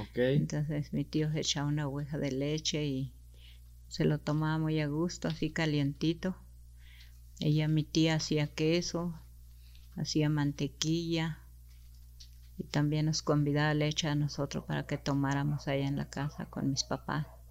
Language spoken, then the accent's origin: Spanish; Naqueachi, Chihuahua, Mexico; first language Rarámuri; Spanish is a second language; yo nací en un rancho que se llama Naqueachi el 29 de abril de 1960